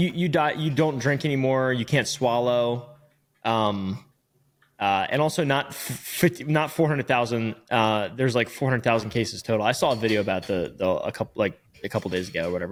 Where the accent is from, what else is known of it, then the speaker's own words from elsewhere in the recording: Virginia, United States; moved away; I'm from Virginia